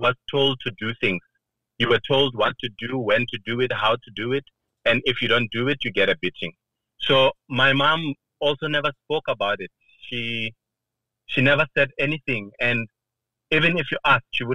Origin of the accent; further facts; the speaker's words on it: Giyani, Limpopo, South Africa; moved away as an adult; also born or lived in Shimange Village, Limpopo / Pretoria / Johannesburg; I was born and bred in Limpopo